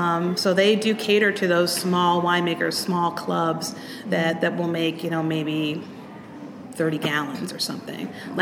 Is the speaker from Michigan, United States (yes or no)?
no; Euclid, Ohio, United States; moved away as an adult; And me, I grew up here in Euclid, and I joined the Navy to get out of Euclid. I was in the Navy for 20 years.